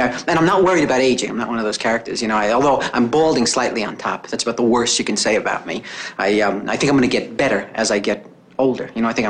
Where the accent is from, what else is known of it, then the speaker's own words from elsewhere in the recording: Brooklyn, New York, United States; I was brought up in Brooklyn during World War